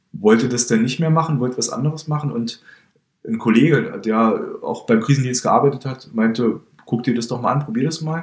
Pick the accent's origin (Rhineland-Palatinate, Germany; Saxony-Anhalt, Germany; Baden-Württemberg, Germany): Saxony-Anhalt, Germany; Halle; moved away as an adult; now in Berlin, Germany; bin kein gebürtiger Berliner, komme ursprünglich aus Halle an der Saale